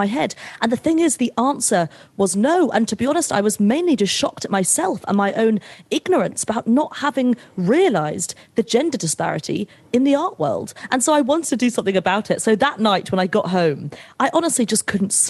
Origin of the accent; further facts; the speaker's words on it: United Kingdom; I'm British